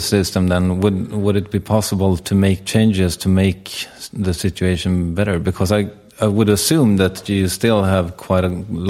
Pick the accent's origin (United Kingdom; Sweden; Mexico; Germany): Sweden; I come from Sweden.